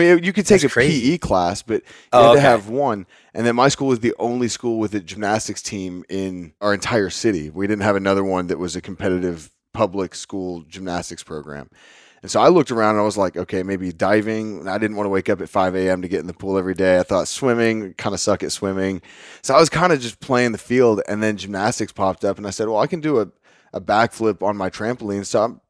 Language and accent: English; Lubbock, Texas, United States; So I was born and raised in Cottonfield Country, Northwest Texas, in a city called Lubbock, where Texas Tech University is based out of.